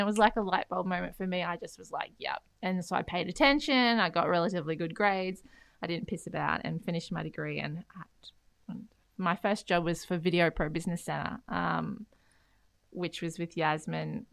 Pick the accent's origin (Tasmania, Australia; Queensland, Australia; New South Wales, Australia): Queensland, Australia; Beenleigh; also born or lived in Canada; Grew up in Beenleigh, um, went to s-, uni at Griffith